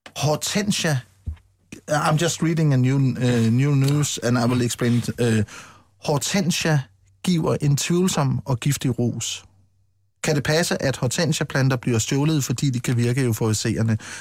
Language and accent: Danish; Funen, Southern Denmark, Denmark; jeg kommer fra Fyn